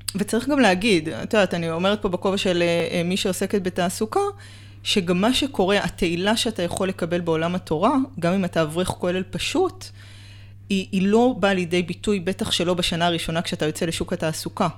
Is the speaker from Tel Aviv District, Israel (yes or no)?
yes; Tel Aviv, Tel Aviv District, Israel; גדלתי בתל אביב, בקהילה של חסידי בלז